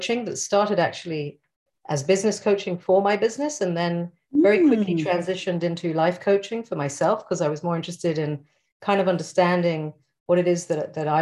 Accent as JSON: {"language": "English", "region": "England", "country": "United Kingdom", "moved": "yes", "lives_now": "Israel", "said": "I'm originally from England"}